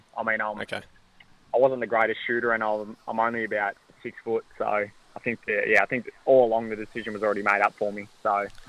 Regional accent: Fish Creek, Victoria, Australia; also born or lived in Newborough / Warragul; Mum and Dad decided to move over to Newborough, so we leased the farm up in Fish Creek, made the move over

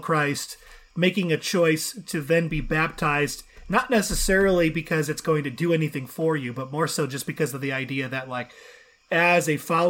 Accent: Chicago, Illinois, United States; I'm from the Chicago area. So, you know, even though they're terrible this year, I'm a huge Bulls fan.

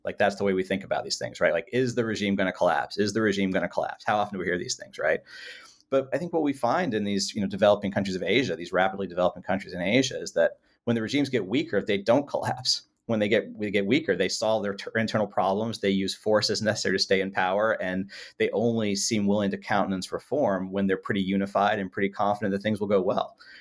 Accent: California, United States; I spent a lot of my youth in uh, in California

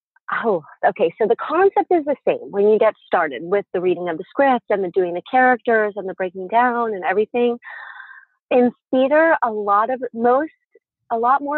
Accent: East Coast, United States; I'm from the East Coast, so it was a lot more theater.

